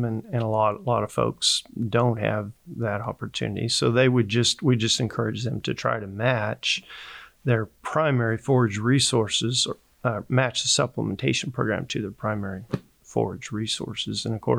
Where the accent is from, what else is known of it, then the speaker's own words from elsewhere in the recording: Uniontown, Kansas, United States; moved away as an adult; also born or lived in Montana; now in Stillwater, United States; I was born and raised in Southeast Kansas, so just about a 3.5-hour drive from Stillwater, Oklahoma. So not a lot different country, but near Uniontown, Kansas. It's kind of where my family's from, and we was born and raised on a diversified family farming operation there.